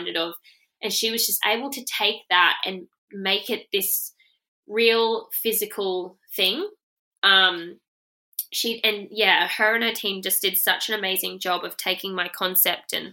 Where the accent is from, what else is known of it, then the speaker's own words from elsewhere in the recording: Rockhampton, Queensland, Australia; I'm from Rockhampton